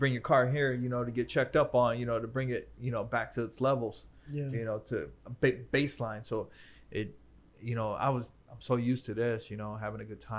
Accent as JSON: {"language": "English", "town": "Cleveland", "region": "Ohio", "country": "United States", "tie": "born or raised there", "moved": "yes", "said": "where I grew up at in Cleveland"}